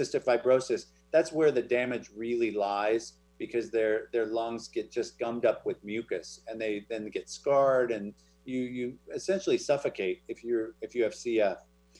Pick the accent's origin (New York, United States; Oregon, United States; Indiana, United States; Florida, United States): Oregon, United States; moved away; also born or lived in Wenatchee, Washington; I was born in Wenatchee. Oh, there you go. I grew up in Oregon.